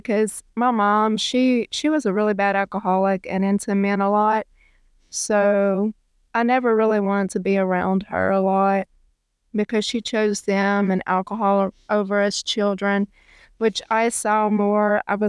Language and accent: English; Natchitoches, Louisiana, United States; I was born in Shreveport, and I was raised in Natchitoches.